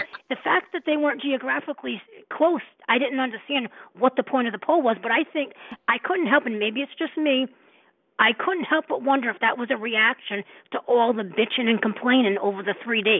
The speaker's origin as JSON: {"language": "English", "region": "New England", "country": "United States", "said": "I'm from New England. I'm in Mass, Rhode Island."}